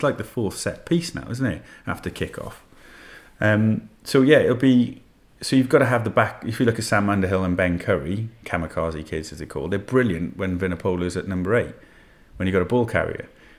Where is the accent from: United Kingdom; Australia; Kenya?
United Kingdom; Wales; also born or lived in Hammersmith, London; now in London, United Kingdom; I was born in Wales and now I live in Hammersmith.